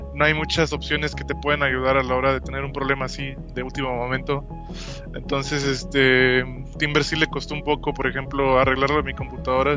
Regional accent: Saltillo, Coahuila, Mexico; mi ciudad natal, que es Saltillo, Coahuila

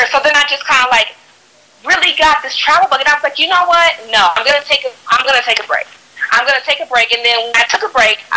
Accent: Fort Worth, Texas, United States; moved away; also born or lived in New York; I am originally from Texas, Fort Worth, Texas, to be specifically. And um, I lived in New York for almost 10 years

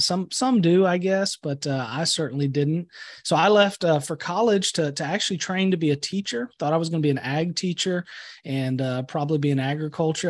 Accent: Atascosa County, Texas, United States; also born or lived in San Marcos, Texas; Grew up on a ranch, actually here in Atascosa County

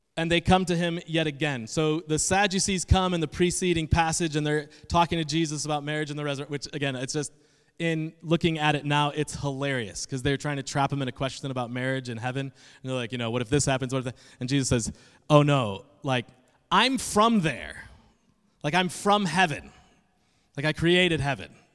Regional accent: Adirondack Mountains, New York, United States; moved away; also born or lived in Indiana; I am from the Northeast, specifically New York, and even more specifically, the middle of nowhere. uh, in the Adirondack Mountains of New York

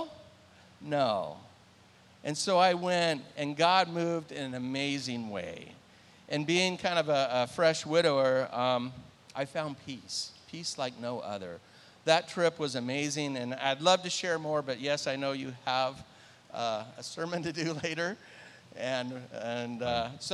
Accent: Southern California, United States; I grew up in Southern California

